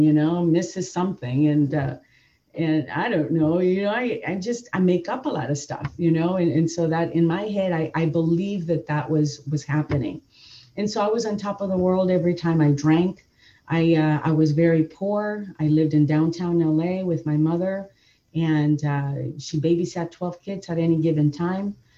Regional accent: Nicaragua; moved away; also born or lived in Downey, California; brought up in a Latin home. I'm, I'm originally I was born in Nicaragua

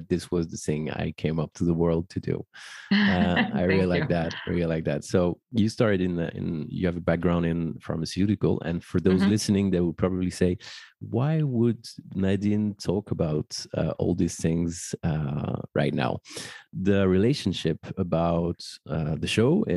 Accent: Paris, Île-de-France, France; born or raised there

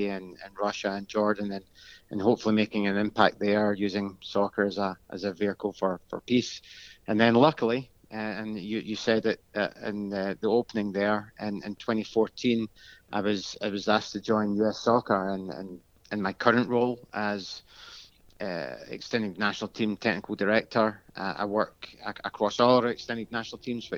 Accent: Glasgow, Scotland, United Kingdom; moved away as an adult; now in United States; I'm not originally from the US. I'm born and bred in Glasgow, Scotland

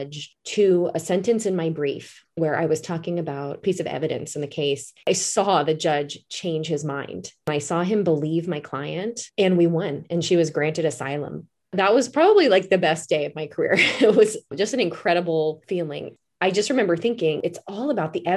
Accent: East Coast, United States; moved away; also born or lived in Alaska / Washington State; I'm originally from the East Coast

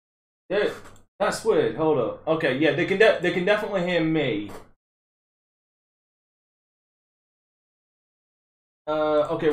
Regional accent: United Kingdom; I am British

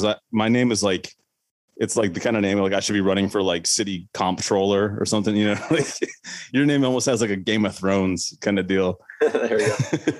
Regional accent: Arizona, United States; moved away; I'm originally from Arizona, and I know firsthand what copper strip mining looks like.

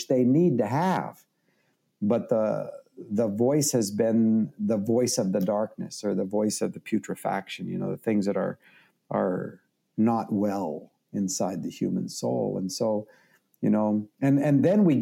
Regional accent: Canada; I'm Canadian

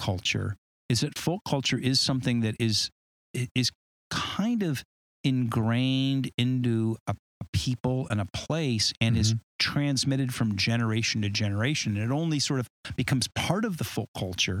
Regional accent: Huntington Beach, California, United States; accent: Huntington Beach surfer drawl; moved away; my Huntington Beach accent

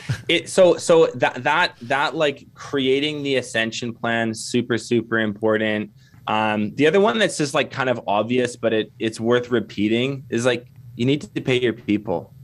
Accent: Canada; accent: Canadian; also born or lived in Kelowna, British Columbia; I'm Canadian. You can probably tell by the accent.

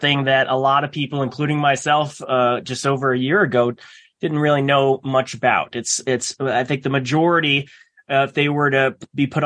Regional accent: Omaha, Nebraska, United States; I was born and raised here around Omaha area

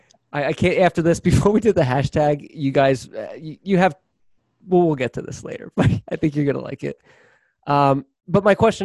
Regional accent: Philadelphia, Pennsylvania, United States; I grew up in Philadelphia where cheesesteaks and soft pretzels are king there

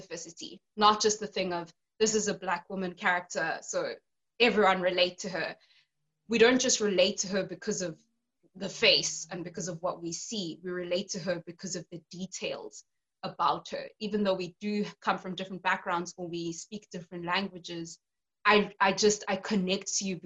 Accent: South Africa; born or raised there

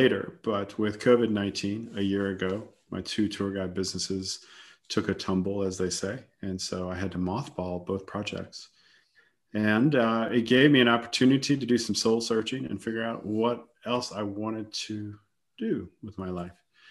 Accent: Lafayette, Louisiana, United States; moved away as an adult; also born or lived in Atlanta, Georgia; now in Germany; I'm originally from South Louisiana. Hail from a little town called Lafayette

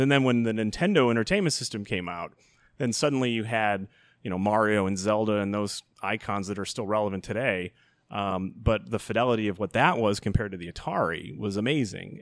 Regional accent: Chicago Ridge, Illinois, United States; now in Elmhurst, United States; Grew up in Chicago Ridge

